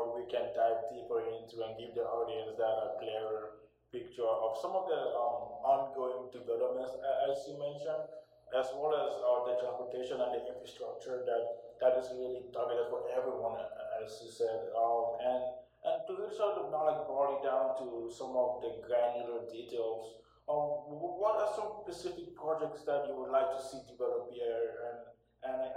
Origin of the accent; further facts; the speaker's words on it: Arizona, United States; also born or lived in Cameroon; also growing up in Arizona